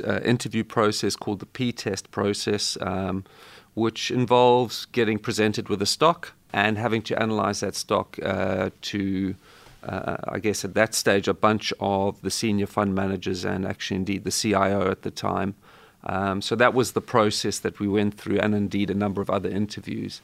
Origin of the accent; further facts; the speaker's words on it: South Africa; growing up in South Africa